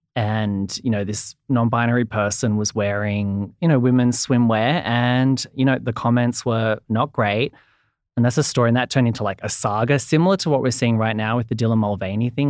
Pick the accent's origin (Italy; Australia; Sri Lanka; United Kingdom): Australia; accent: Australian; I'm from Australia, as you can probably hear from the accent.